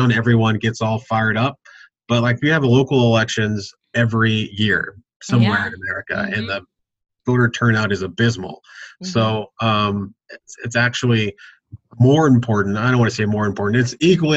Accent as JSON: {"language": "English", "town": "Austin", "region": "Texas", "country": "United States", "tie": "born or raised there", "moved": "yes", "said": "Ended up working at City Hall for a city council member back in my hometown of Austin"}